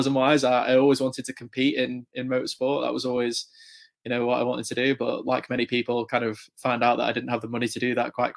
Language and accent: English; England, United Kingdom; I'm obviously, as you can probably tell from my accent, from England and the UK